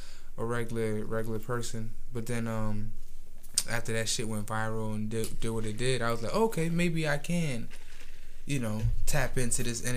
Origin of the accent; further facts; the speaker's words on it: Haiti; also born or lived in New York; now in Virginia Beach, United States; I was born in New York, raised in Haiti. Been out by a beach for about, like, 10-plus years.